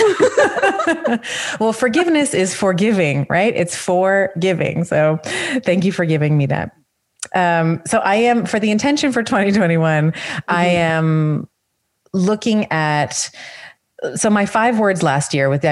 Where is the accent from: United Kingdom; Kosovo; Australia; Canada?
Canada; as a Canadian